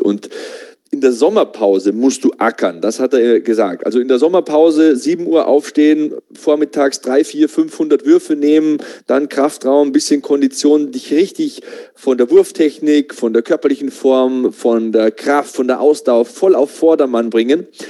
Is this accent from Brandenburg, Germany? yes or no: no; Passau, Bavaria, Germany; ich komme aus Passau